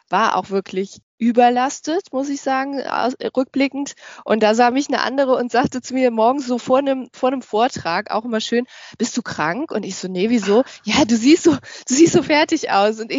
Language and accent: German; Düsseldorf, North Rhine-Westphalia, Germany; born there; ich äh, bin gebürtig aus Düsseldorf und ich lebe auch in Düsseldorf ähm, in Deutschland. Ähm, bin also sehr heimatverbunden.